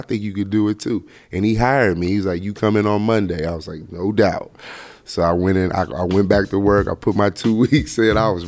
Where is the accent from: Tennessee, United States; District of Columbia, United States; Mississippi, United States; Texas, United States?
District of Columbia, United States; Washington; I'm from Washington, D.C.